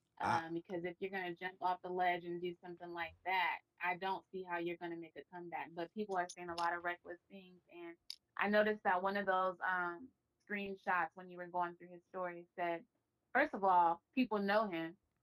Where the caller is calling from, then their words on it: Seattle, Washington, United States; I have the Mother and Daughter Duo podcast, and I'm calling from Seattle, Washington.